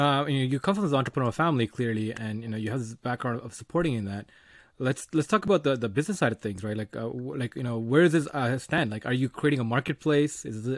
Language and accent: English; Sri Lanka; So, I'm from Sri Lanka, and like the Sri Lankan community that's really big in North America is about 400,000